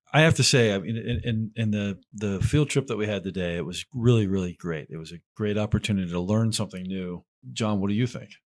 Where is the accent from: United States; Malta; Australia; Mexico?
United States; Pittsburgh, Pennsylvania; I'm from Pittsburgh